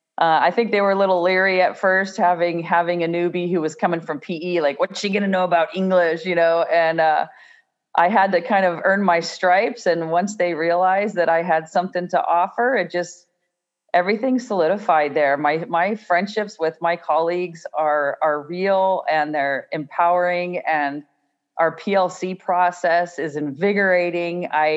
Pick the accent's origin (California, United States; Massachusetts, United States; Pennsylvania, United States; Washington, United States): California, United States; I came from the Bay Area and did my student teaching actually in the Bay Area first